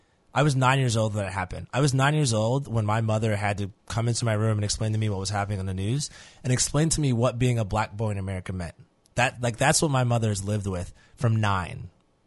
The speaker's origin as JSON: {"language": "English", "region": "New York", "country": "United States", "tie": "born or raised there", "said": "I grew up in New York in the 90s."}